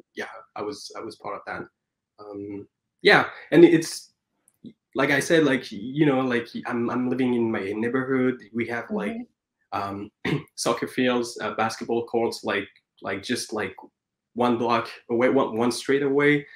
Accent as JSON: {"language": "English", "town": "Paris", "region": "Île-de-France", "country": "France", "tie": "born or raised there", "moved": "as an adult", "lives_now": "Vancouver, Canada", "said": "I was born and raised in Paris"}